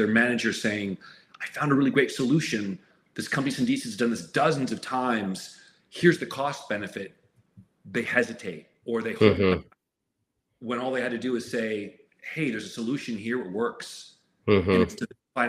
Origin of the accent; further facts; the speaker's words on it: United States; now in Canada; as an American citizen